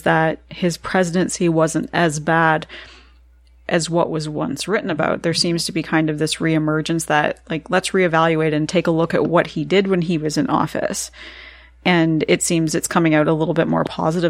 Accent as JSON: {"language": "English", "country": "Canada", "said": "as a Canadian"}